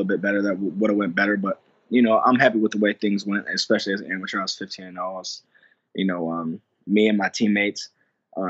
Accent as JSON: {"language": "English", "town": "Lansing", "region": "Michigan", "country": "United States", "tie": "born or raised there", "said": "I grew up in Lansing, Michigan"}